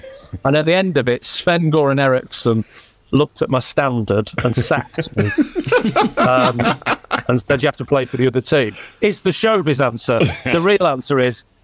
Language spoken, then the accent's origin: English; Southport, North West England, United Kingdom; also born or lived in Blackburn; I grew up in Southport